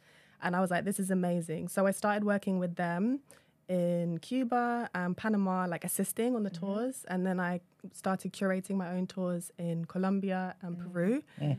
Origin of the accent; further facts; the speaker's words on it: London, United Kingdom; In London.